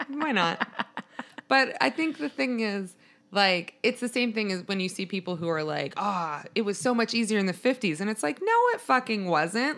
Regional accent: Maryland, United States; I'm from Maryland, which is outside of D C

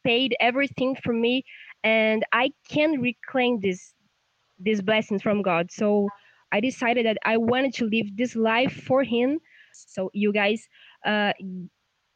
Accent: São Paulo, Brazil; English is a second language; I'm from Brazil, São Paulo.

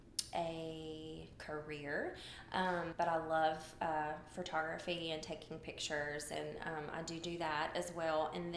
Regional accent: Nashville, Tennessee, United States; I am native to Nashville. I'm a unicorn, is what they call us people that have always lived here. I'm 42.

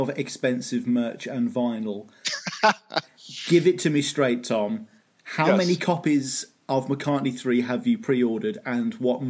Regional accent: United Kingdom; as a Brit

